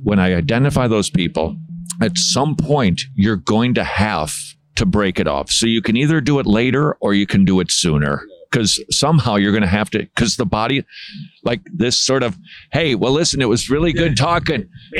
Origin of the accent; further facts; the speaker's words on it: Minnesota, United States; moved away; I actually come from Minnesota, okay. Right up there.